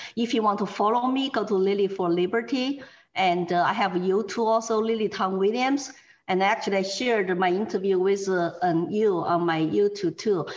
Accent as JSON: {"language": "English", "country": "China", "also_born_or_lived": "Texas", "second_language": "English", "moved": "as an adult", "lives_now": "New Hampshire, United States", "said": "Chinese immigrants like me."}